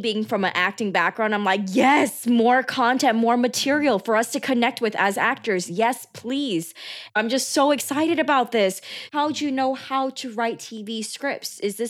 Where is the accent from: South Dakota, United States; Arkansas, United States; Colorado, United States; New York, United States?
New York, United States; my mom did not move the whole family to San Diego, because she didn't want to rock the boat for us growing up in New York.